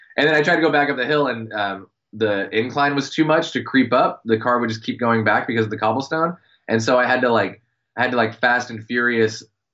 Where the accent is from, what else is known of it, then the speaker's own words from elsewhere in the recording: United States; I'm American